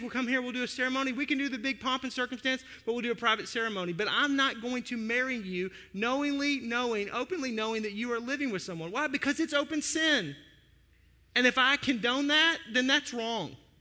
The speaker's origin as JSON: {"language": "English", "country": "United States", "said": "As an American"}